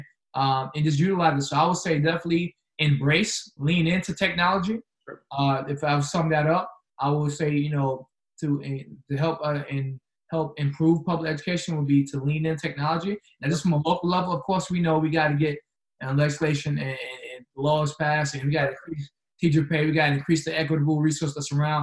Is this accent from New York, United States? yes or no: yes; New York City, New York, United States; now in Charlotte, United States; I'm from Queens, New York. So I grew up in Queens